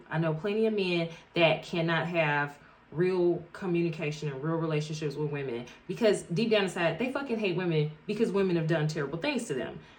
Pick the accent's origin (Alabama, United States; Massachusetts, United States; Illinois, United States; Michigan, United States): Illinois, United States; Chicago; Bitch, so I'm from Chicago. Chicago footwork.